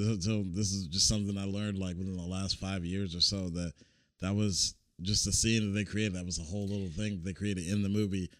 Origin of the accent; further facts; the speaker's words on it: Indiana, United States; I'm from Indiana.